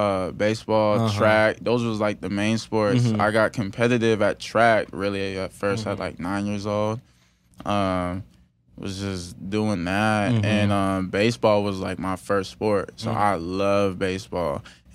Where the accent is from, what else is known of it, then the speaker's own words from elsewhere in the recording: Merced, California, United States; I'm from Merced, California.